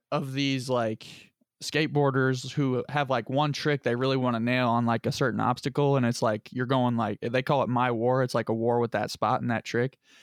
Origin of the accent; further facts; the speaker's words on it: Lebanon, Indiana, United States; I'm from Lebanon